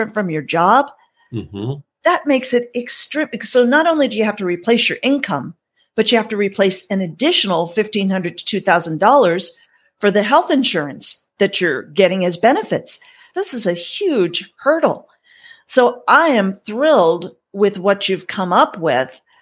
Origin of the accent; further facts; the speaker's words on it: United States; moved away as an adult; also born or lived in Canada; I'm an American citizen and I was born and raised here